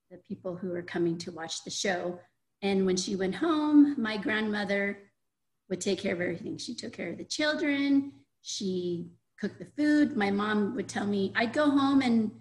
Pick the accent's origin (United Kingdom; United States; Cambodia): Cambodia; I was born in Cambodia just a few months before Cambodia was taken over by the Khmer